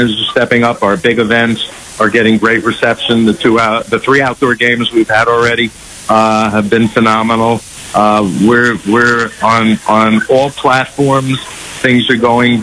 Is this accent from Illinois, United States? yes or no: no; New York City, New York, United States; I grew up in New York